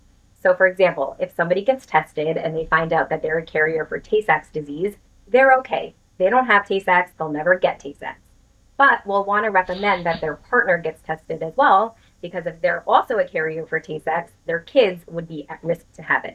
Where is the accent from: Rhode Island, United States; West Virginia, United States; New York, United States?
New York, United States; New York City; I was born and raised in the New York City area.